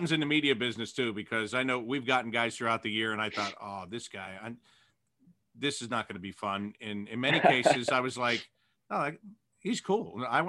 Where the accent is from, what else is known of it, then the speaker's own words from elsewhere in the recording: Pittsburgh, Pennsylvania, United States; And I was born in Pittsburgh and grew up around there.